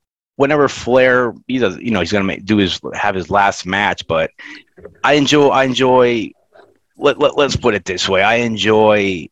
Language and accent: English; Florida, United States; I grew up in Florida